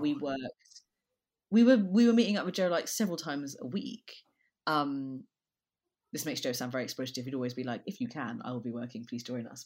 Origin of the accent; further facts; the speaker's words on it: London, United Kingdom; I'm from London. I grew up in Brixton